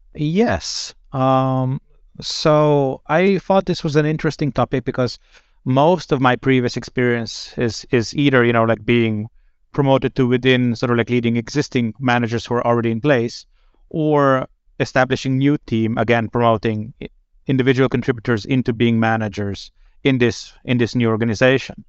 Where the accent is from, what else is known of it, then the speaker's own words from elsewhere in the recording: Slovenia; moved away as an adult; now in Sweden; I'm originally from Slovenia, but I've been, um, in Sweden since